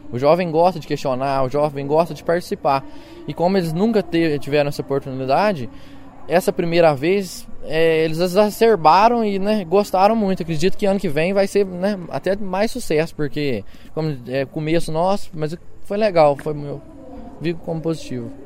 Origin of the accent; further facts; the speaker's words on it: Machado, Minas Gerais, Brazil; Eu sou de Machado, no sul de Minas Gerais